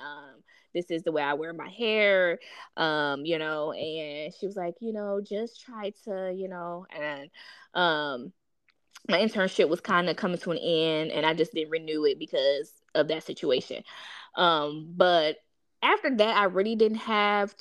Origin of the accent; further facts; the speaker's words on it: East Cleveland, Ohio, United States; I grew up in East Cleveland, so it was majority African Americans.